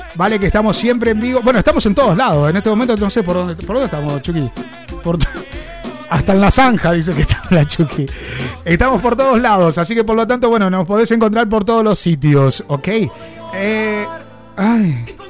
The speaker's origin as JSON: {"language": "Spanish", "town": "Rosario", "region": "Santa Fe", "country": "Argentina", "moved": "yes", "lives_now": "Valencia, Spain", "said": "somos todos de Rosario y loco acá nos conocemos, que somos del mismo Rioba, ¿eh? Somos el mismo barrio"}